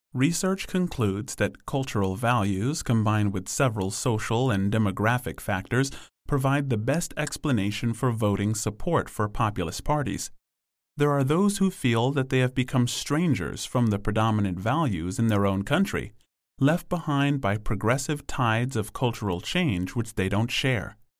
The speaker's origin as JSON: {"language": "English", "region": "London", "country": "United Kingdom", "tie": "born or raised there", "said": "I was born in London in the seventies, growing up in the nineteen eighties."}